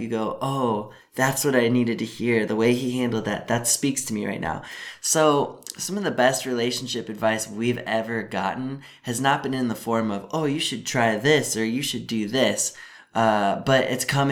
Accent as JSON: {"language": "English", "area": "a suburb of Seattle", "region": "Washington", "country": "United States", "tie": "born or raised there", "also_born_or_lived": "Midwest", "moved": "yes", "said": "We're from Washington State. I grew up in a suburb about a half hour out of Seattle"}